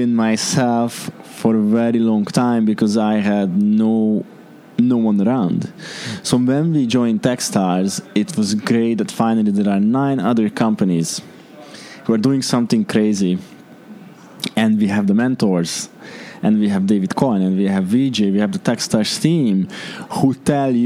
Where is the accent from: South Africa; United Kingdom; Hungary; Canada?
Hungary; moved away as an adult; now in Dubai, United Arab Emirates; I was born and raised in Hungary. I moved here